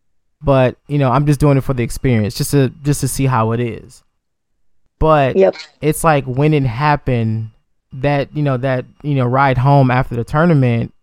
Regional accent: Detroit, Michigan, United States; I'm from Detroit, Michigan, so you know, obviously we're a very predominant black city

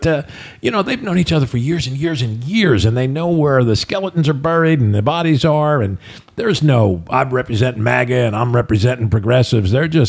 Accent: New Jersey, United States; moved away; I grew up in the Jersey area.

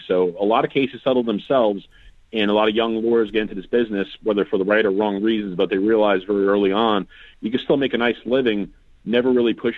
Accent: New York City, New York, United States; moved away as an adult; now in Florida, United States; I'm from New York City. I came down to Florida at the age of 18

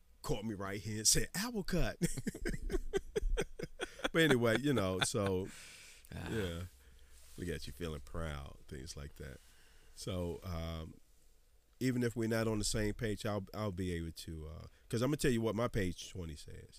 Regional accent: Washington, District of Columbia, United States; I grew up in Anticosti

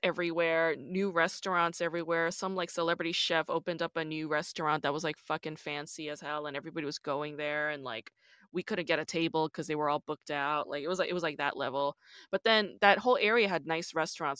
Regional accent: New York, United States; I'm also from New York

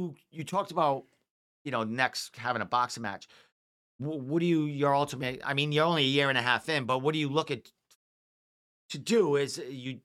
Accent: Providence, Rhode Island, United States; I'm from the Providence area

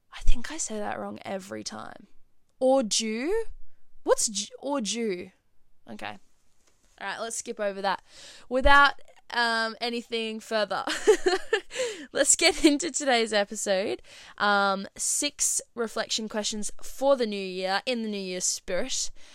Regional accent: Perth, Western Australia, Australia; I'm from Perth

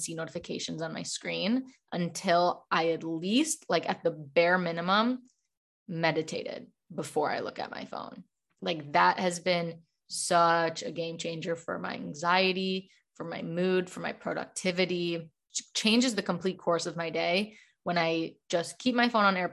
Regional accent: Chicago, Illinois, United States; moved away as an adult; now in Los Angeles, United States; I'm originally from Chicago, but I now live in Los Angeles for the past year

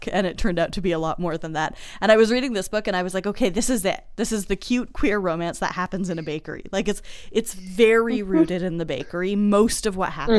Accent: Boston, Massachusetts, United States; growing up in Boston

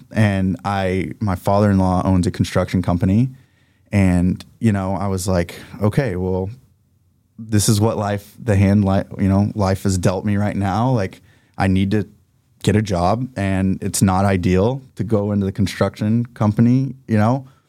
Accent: Oklahoma, United States; moved away as an adult; also born or lived in US Virgin Islands; I'm from Oklahoma

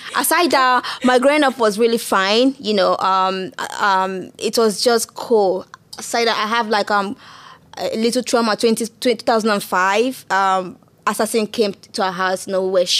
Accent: Anambra, Nigeria; moved away as an adult; now in England, United Kingdom; growing up in Nigeria was quite tough

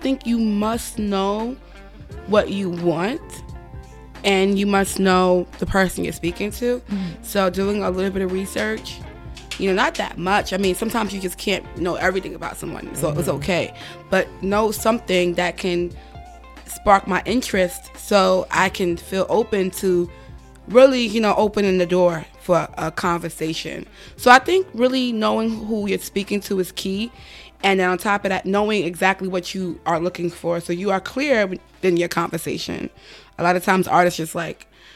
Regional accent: New York City, New York, United States; I'm from the Bronx. I'm from New York

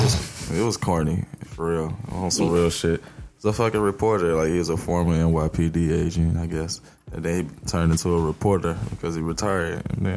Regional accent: West Palm Beach, Florida, United States; also born or lived in Chicago / Brooklyn, New York; where I'm from. Shit, I'm from West Palm Beach. I was born in Chicago.

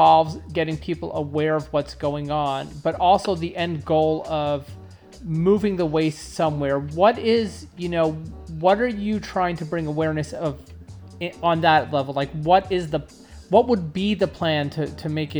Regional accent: New York, United States; also born or lived in Long Island; now in Southern California, United States; growing up in New York

